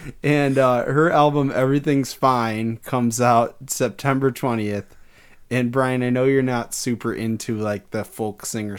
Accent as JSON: {"language": "English", "town": "Detroit", "region": "Michigan", "country": "United States", "said": "hey, I'm from there, where they make that stuff."}